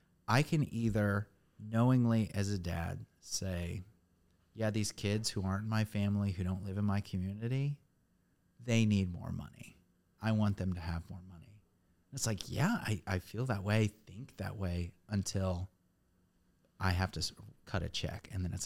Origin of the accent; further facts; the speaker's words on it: Indiana, United States; moved away as an adult; now in Nashville, United States; growing up in Indiana, there was one school system in town.